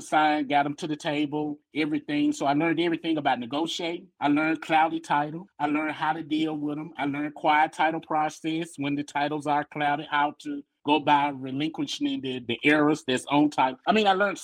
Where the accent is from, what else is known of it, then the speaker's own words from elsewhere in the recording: Memphis, Tennessee, United States; I'm from Memphis